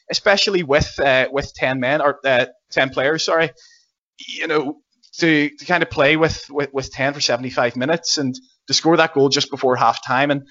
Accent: Northern Ireland, United Kingdom; kind of as as, as Northern Irish football fans.

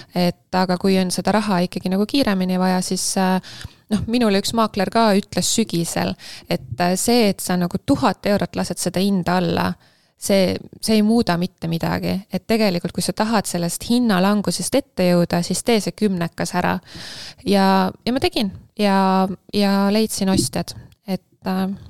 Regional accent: Tallinn, Harju County, Estonia; moved away as an adult; also born or lived in countryside, Estonia; ma olen pärit siit ja ma elasin siin, aga ma enam ei ela

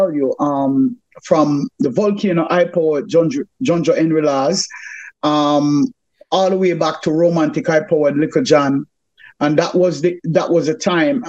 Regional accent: Kingston, Jamaica; I grew up at 125 Spanish Stone Road, and I will be more specific. It is in Jamaica

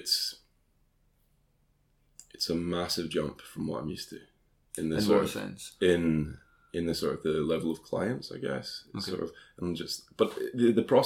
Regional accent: Scotland, United Kingdom; moved away as an adult; also born or lived in Dundee; now in London, United Kingdom; as a Scottish person

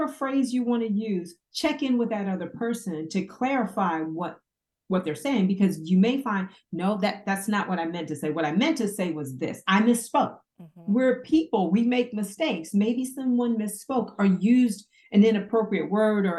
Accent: New Jersey, United States; I'm from Jersey. We talk loud, we talk a lot, and we talk fast at each other all the time.

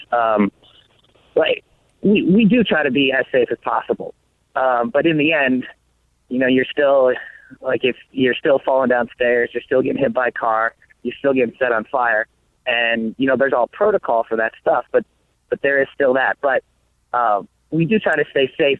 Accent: Colorado, United States; moved away as an adult; also born or lived in Las Vegas; now in Los Angeles, United States; growing up in Colorado

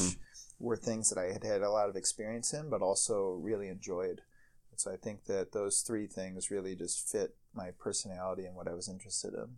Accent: Ohio, United States; moved away as an adult; now in Chicago, United States; I, I, grew up in Ohio

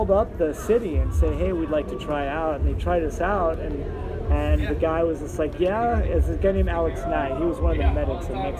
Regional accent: Canada; we're from Canada and we legit played hockey.

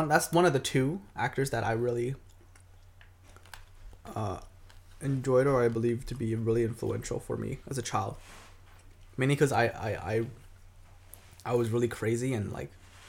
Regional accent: Taiwan; moved away; We grew up in Taiwan.

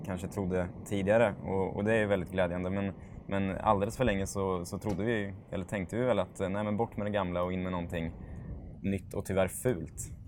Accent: Norrköping, Östergötland, Sweden; also born or lived in Vikbolandet; Jag föddes på Vikbolandet, men när jag var tre år gammal köpte familjen mormor morfars hus i Eneby och där bodde jag till studenten

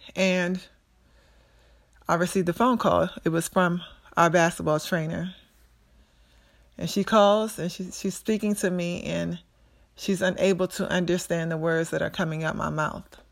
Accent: Prince George's County, Maryland, United States; also born or lived in Pittsburgh; I grew up in Prince George's County, Maryland, where I attended Central High School

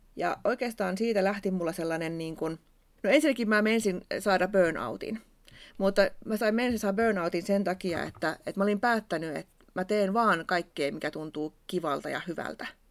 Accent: Savo, Finland; accent: Savo dialect; mun Savon murre kuuluu välillä mun puheessa

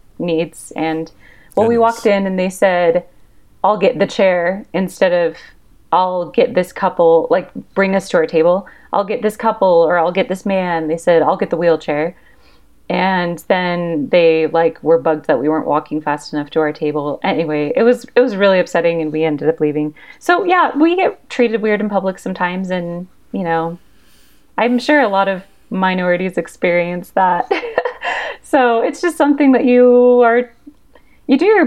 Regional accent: Washington, United States; now in Utah, United States; I grew up in Washington State. I'm currently in Utah.

